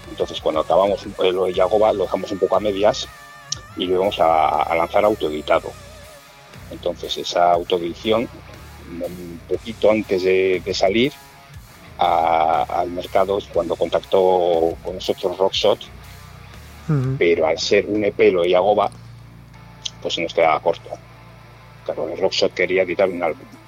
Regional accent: Mungia, Basque Country, Spain; somos todos del mismo pueblo somos los cuatro de Monguía

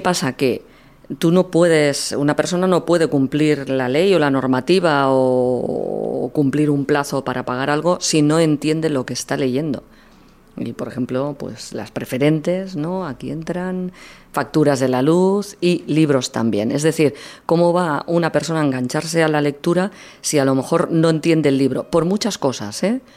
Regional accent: Martorell, Catalonia, Spain; Estuve, estuve 11 años eh, seguidos en una radio municipal en mi pueblo, en Radio Martorell

